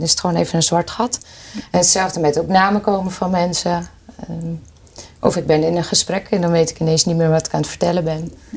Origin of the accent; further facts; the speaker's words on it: Hoorn, North Holland, Netherlands; Ik kom uit Horen